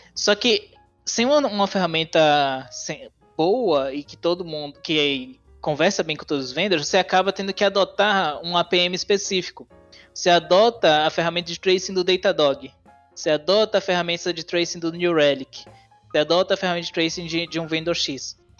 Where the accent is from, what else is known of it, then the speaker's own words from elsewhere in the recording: Salvador, Bahia, Brazil; moved away as an adult; now in São Carlos, Brazil; eu sou de Salvador, natural de Salvador